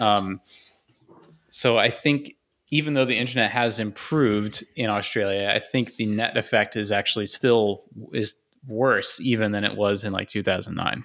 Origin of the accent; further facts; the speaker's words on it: United States; the stupid entitled American